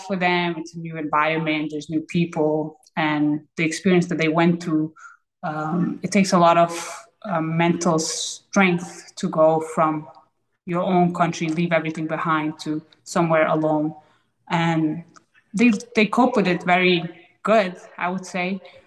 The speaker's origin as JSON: {"language": "English", "country": "Denmark", "tie": "born or raised there", "also_born_or_lived": "Afghanistan", "said": "When I was about 7 years old, I moved from Afghanistan to Denmark"}